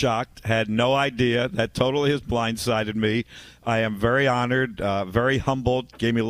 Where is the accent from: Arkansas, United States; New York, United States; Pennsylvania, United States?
Pennsylvania, United States; Philadelphia; I grew up in Philadelphia